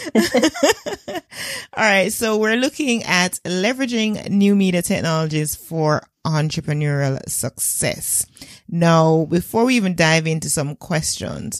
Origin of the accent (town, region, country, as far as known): Jamaica